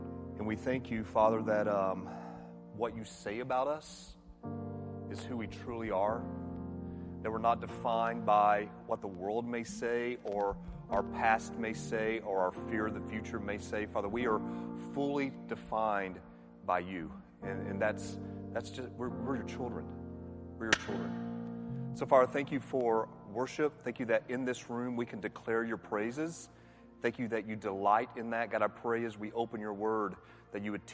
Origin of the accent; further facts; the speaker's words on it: Atlanta, Georgia, United States; I'm from Atlanta